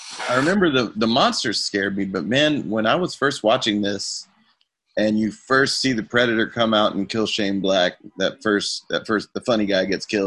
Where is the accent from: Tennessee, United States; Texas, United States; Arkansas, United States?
Arkansas, United States; I'm from Arkansas